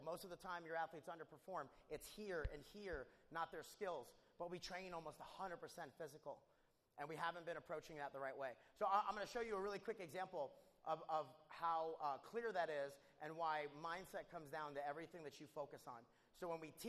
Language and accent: English; New York, United States; now in Houston, United States; I grew up in New York.